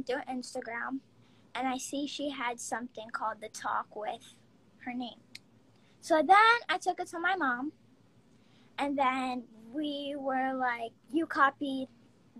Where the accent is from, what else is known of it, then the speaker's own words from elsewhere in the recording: Long Island, New York, United States; I am 10 years old, and I am from Long Island, New York